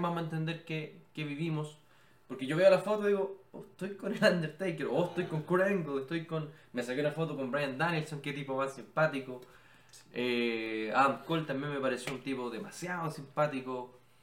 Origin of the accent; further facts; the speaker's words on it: Chile; Somos de Chile, en Chile amamos la lucha libre